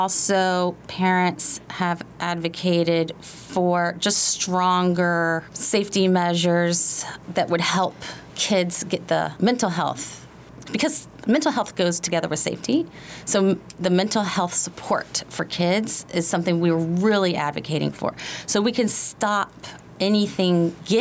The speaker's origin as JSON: {"language": "English", "area": "Prince George's County", "region": "Maryland", "country": "United States", "tie": "born or raised there", "said": "So I grew up in Prince George's County in the 80s"}